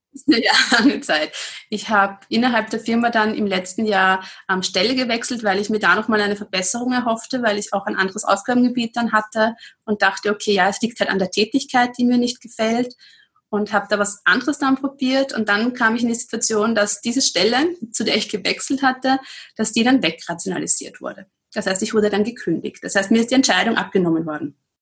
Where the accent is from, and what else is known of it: Austria